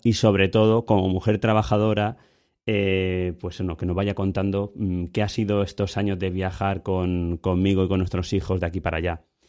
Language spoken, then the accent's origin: Spanish; Ibi, Valencian Community, Spain; El niño lo teníamos aquí en, en Ibi, nosotros somos de Ibi